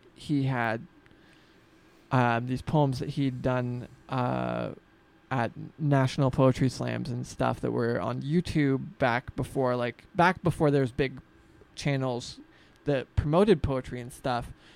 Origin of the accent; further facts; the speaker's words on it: Freeman, Washington, United States; I grew up outside of Spokane, in the Freeman area